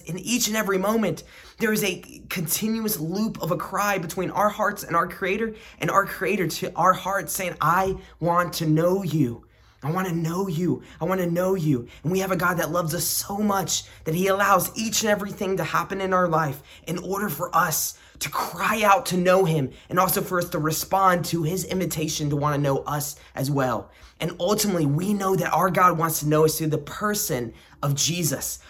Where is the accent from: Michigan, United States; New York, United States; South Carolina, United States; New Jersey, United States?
South Carolina, United States; I grew up in the Bible Belt in South Carolina